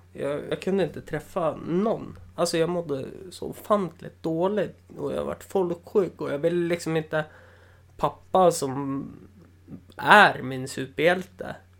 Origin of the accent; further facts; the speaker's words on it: Östersund, Jämtland, Sweden; also born or lived in Umeå; jag är från Östersund